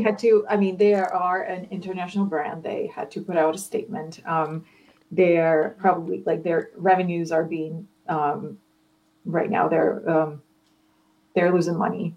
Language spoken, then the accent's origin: English; Ukraine; I'm, I'm not American. Yeah, I, am Ukrainian